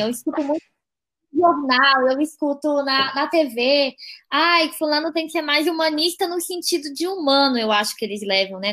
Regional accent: Brasília, Federal District, Brazil; sou de Brasília, moro em Brasília também

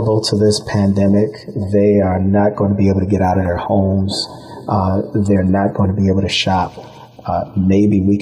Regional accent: Buffalo, New York, United States; also born or lived in Orlando, Florida; I was born and raised here in Buffalo

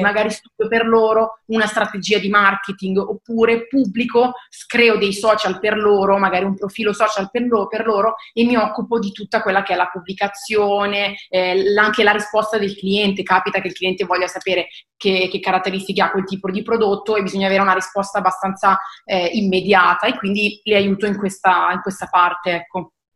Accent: Seregno, Lombardy, Italy; ho 28 anni e sono di Seregno

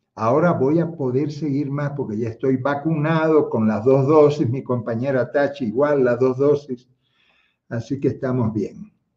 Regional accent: Havana, Cuba; now in Quito, Ecuador; yo nací en La Habana, hermano, en Marianao nací yo

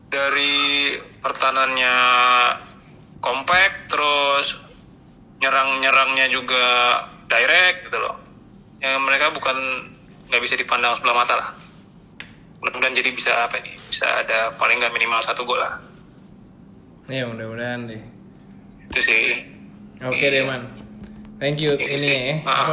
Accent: Java, Indonesia; kan gue orang Jawa gitu loh harus Anak. merendah gitu

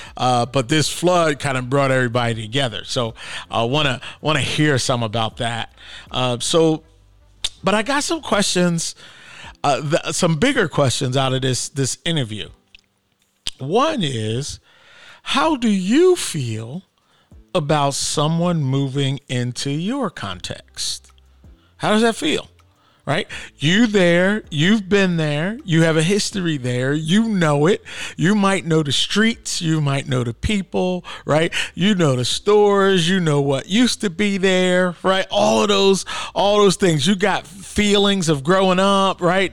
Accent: Philadelphia, Pennsylvania, United States; moved away as an adult; also born or lived in Atlanta; now in Portland, United States; I grew up in Philly, And, uh, most of my family still lives in Philadelphia

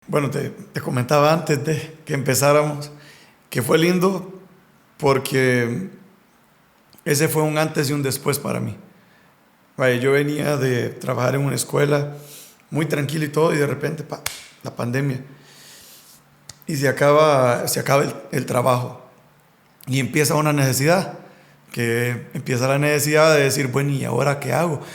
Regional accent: Honduras; nosotros como hondureños

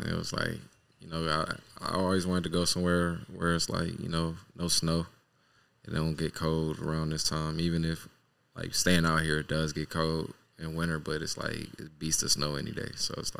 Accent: Cleveland, Ohio, United States; born there; now in Los Angeles, United States; I'm originally born from Cleveland, Ohio. East side.

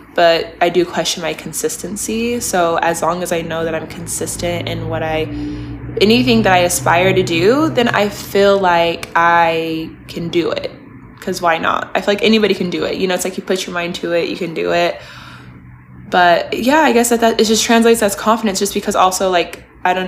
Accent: Spokane, Washington, United States; now in Los Angeles, United States; my hometown, which was so awesome. I got to shoot at all my favorite little spots that I grew up going to. I got to shoot at my high school

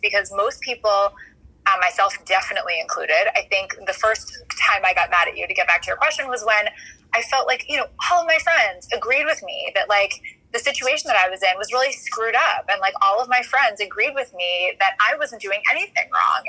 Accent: New York City, New York, United States; now in Washington D.C., United States; I grew up in New York City. I'm a New York City girl

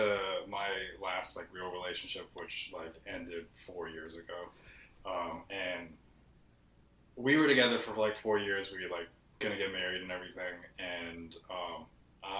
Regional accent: Seattle, Washington, United States; I'm from Seattle, I'm Filipino

